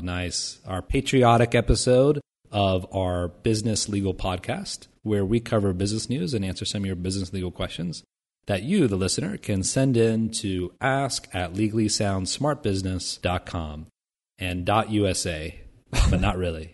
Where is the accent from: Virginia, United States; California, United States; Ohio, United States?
Ohio, United States; Vandalia; moved away; back in my hometown of Vandalia, Ohio, where I grew up